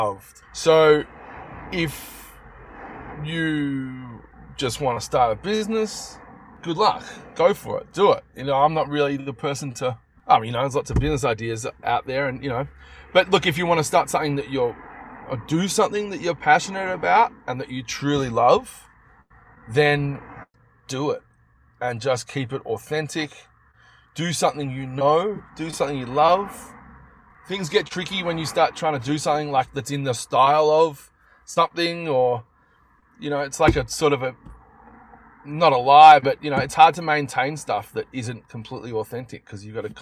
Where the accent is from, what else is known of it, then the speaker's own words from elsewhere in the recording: Melbourne, Victoria, Australia; in Melbourne, in my hometown